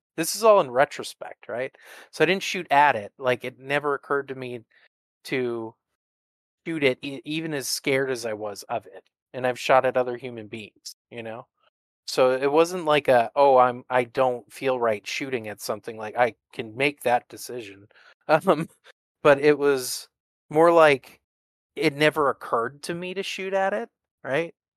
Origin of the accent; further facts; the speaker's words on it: the Northwest, Pacific Northwest, United States; I'm from the Northwest